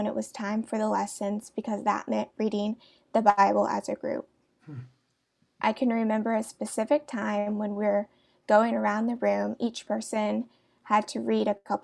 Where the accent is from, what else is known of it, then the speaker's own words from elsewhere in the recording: Ashville, Ohio, United States; I grew up in a small town called Asheville in Ohio